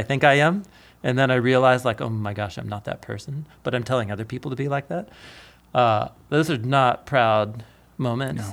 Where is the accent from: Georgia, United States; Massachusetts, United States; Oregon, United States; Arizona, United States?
Oregon, United States; Portland; growing up in Portland